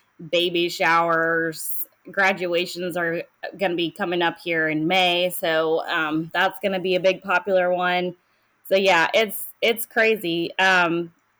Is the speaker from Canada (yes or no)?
no; Charlotte, North Carolina, United States; now in Indian Land, United States; I grew up around the Charlotte area